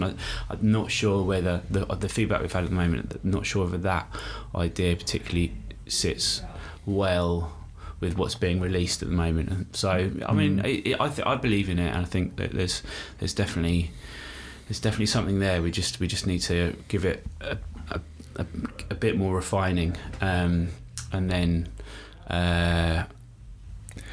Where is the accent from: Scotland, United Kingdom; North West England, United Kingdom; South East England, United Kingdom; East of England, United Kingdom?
South East England, United Kingdom; Brighton; I grew up in Brighton.